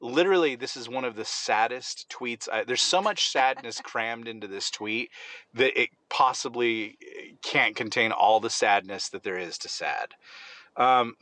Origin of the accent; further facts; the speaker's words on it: California, United States; I'm from California